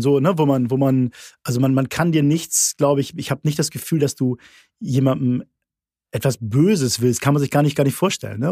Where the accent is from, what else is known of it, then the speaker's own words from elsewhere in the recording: Hamburg, Germany; ich bin Hamburger